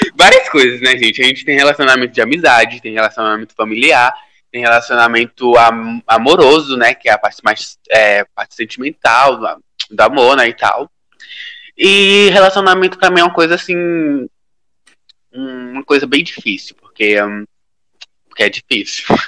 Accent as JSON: {"language": "Portuguese", "region": "Piauí", "country": "Brazil", "moved": "yes", "lives_now": "São Paulo, Brazil", "said": "eu tô morando em São Paulo, sou do Piauí, tô morando em São Paulo"}